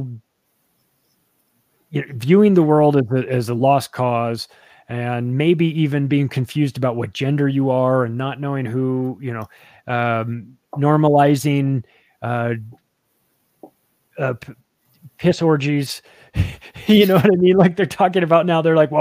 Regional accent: Palm Springs, California, United States; I grew up in Palm Springs, California, which is like one of the gayest places around

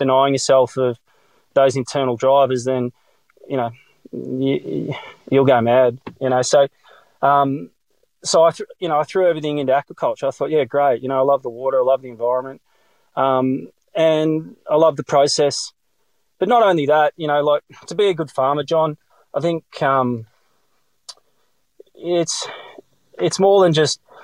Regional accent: South Gippsland, Victoria, Australia; moved away as an adult; also born or lived in Melbourne, Australia; now in far south coast, New South Wales, Australia; I was born in Melbourne, actually, in the eastern suburbs of Mitcham, but I grew up in South Gippsland

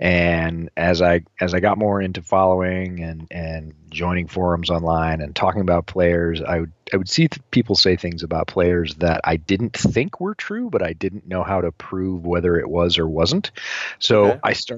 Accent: Northeast, United States; Did a bunch of growing up in the Northeast and certainly followed, you know, football powerhouses in those days.

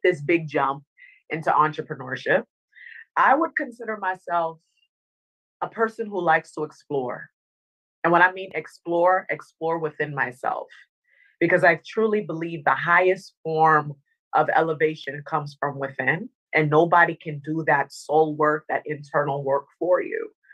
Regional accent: Northern Virginia, United States; also born or lived in Dominica; I grew up in Northern Virginia

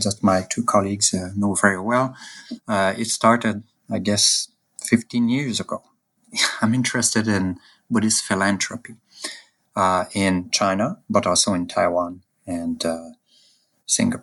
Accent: Canada; I'm a Canadian

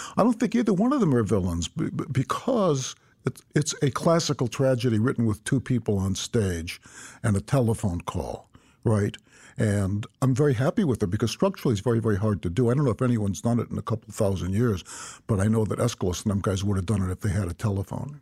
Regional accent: United States; as an American citizen born right after World War Two

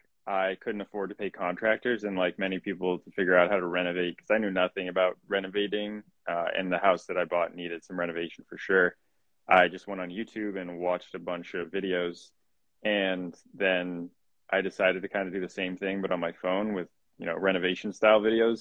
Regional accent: Canada; moved away as an adult; also born or lived in Boston; now in United States; I am from Canada. I ended up in the States. I played college soccer out here

